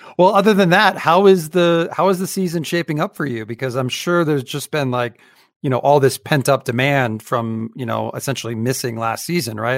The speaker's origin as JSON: {"language": "English", "region": "Utah", "country": "United States", "said": "my home state"}